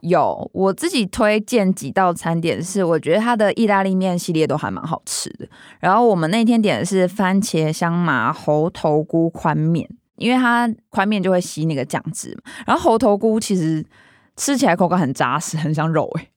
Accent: Taoyuan, Taiwan; 它其实就在我老家附近

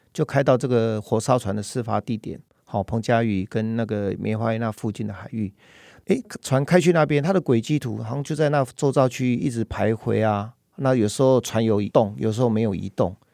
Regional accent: Taiwan; 在台湾的我们东北角

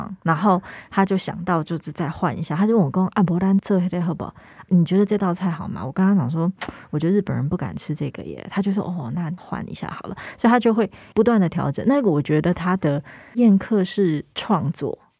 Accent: Hong Kong; 吊片是一种干鱿鱼，然后我们香港人都叫吊片嘛，所以吊片。

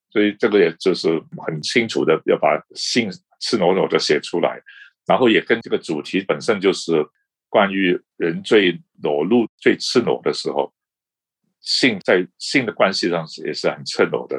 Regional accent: Hong Kong; moved away as an adult; also born or lived in Boston, United States / Taipei, Taiwan; now in Beijing, China; 我们这个世代在香港长大，在大陆生活过的

